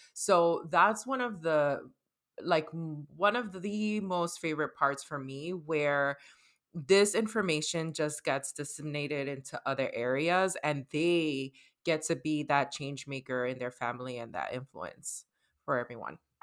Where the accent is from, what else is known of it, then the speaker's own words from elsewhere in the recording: New York City, New York, United States; I was raised in New York, I'm from the Bronx, and I'm Dominicana